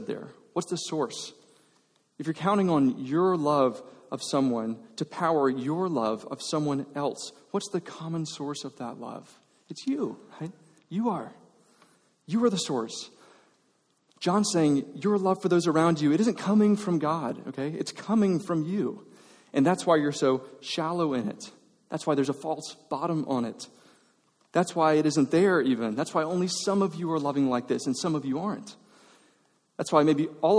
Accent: Georgia, United States; now in Texas, United States; I grew up in Georgia

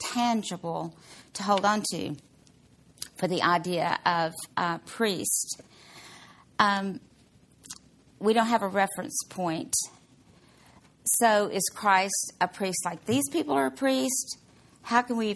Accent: Mississippi, United States; I'm from Mississippi

